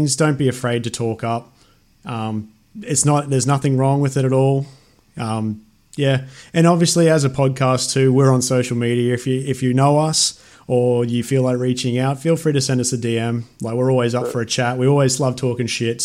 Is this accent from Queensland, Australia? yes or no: yes; Queensland, Australia; I'm a Queenslander